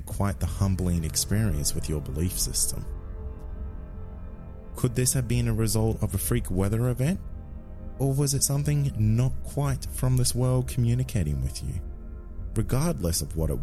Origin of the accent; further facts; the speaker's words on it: Queensland, Australia; my home state of Queensland